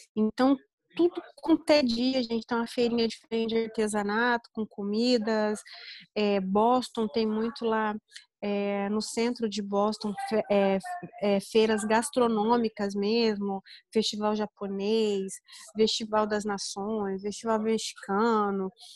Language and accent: Portuguese; interior of Paraná, Brazil; now in Florida, United States; Eu venho do interior do Paraná